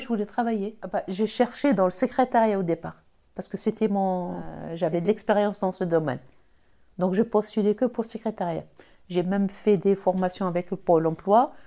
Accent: Algeria; accent: Algerian; now in France; J'ai l'accent. L'accent algérien

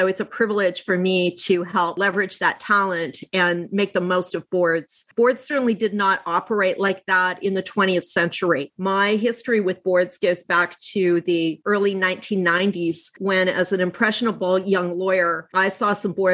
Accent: Canada; now in New York, United States; I'm Canadian originally, but I've lived in New York for over 20 years

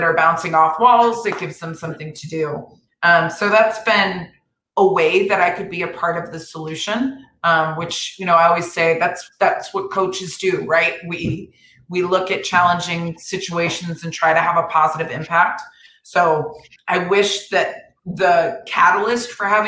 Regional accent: Florida, United States; now in Los Angeles, United States; my home state of Florida

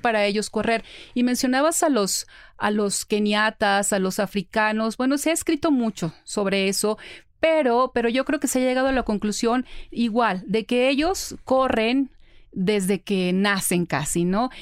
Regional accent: Ciudad Obregón, Sonora, Mexico; yo soy de Ciudad Obregón, Sonora

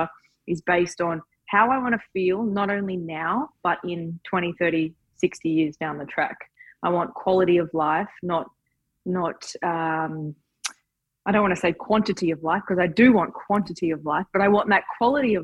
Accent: Townsville, Queensland, Australia; I was just a girl from Townsville

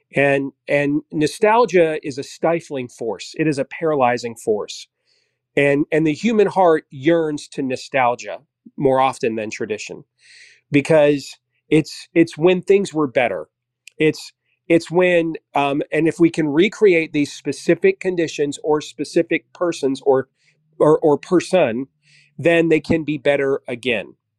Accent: Iowa, United States; my home state of Iowa

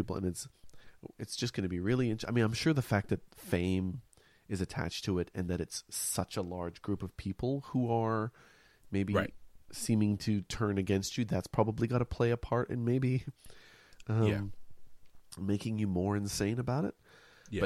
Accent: Montreal, Quebec, Canada; accent: North American sounding; now in Melbourne, Australia; I grew up in Montreal in Canada.

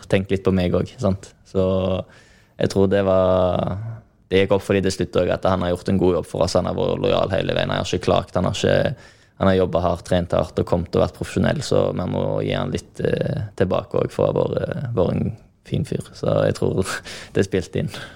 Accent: Norway; moved away; Jeg var jo kaptein på U19-laget som nordmann

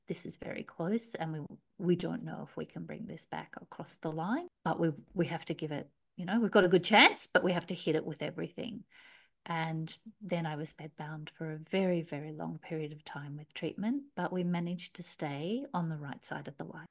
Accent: Australia; accent: Australian; moved away as an adult; also born or lived in Melbourne, Australia; I'm an Aussie, obviously, you can hear by my accent

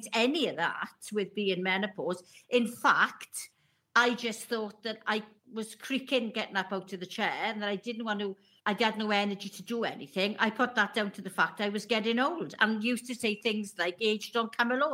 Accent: Welsh, Wales, United Kingdom; being Welsh

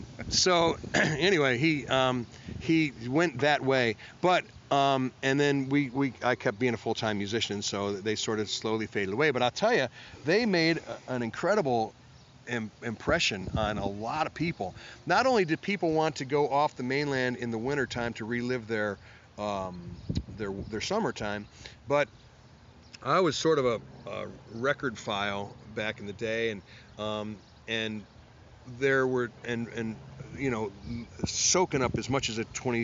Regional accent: Cleveland, Ohio, United States

